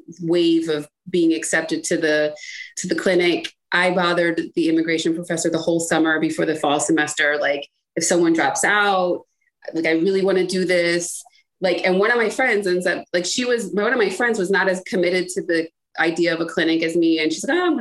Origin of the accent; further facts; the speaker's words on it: Cleveland, Ohio, United States; also born or lived in Washington, District of Columbia, United States; I spent half of my time in like growing up in Cleveland and the other half in DC